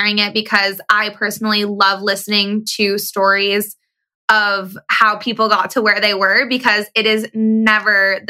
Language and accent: English; East Coast, United States; moved away as an adult; also born or lived in San Diego, California; I grew up on the East Coast